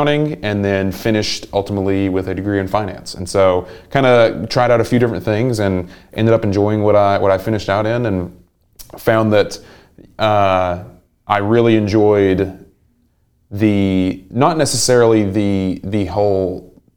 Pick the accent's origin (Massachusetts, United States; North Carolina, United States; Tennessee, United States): Tennessee, United States; Englewood; moved away as an adult; now in Chattanooga, United States; I'm from about an hour up the road, a really small town called Englewood. And it's got about 1,000 people.